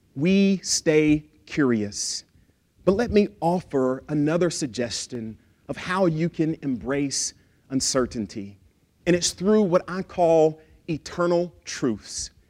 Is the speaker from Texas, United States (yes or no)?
yes; Lufkin, Texas, United States; I grew up in Texas. I'm a Texan.